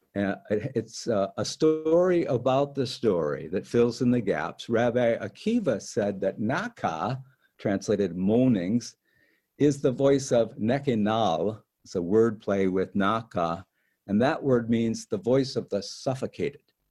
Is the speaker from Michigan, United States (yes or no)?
yes; Detroit, Michigan, United States; moved away; So I grew up in Detroit, um, most segregated city in the United States at the time.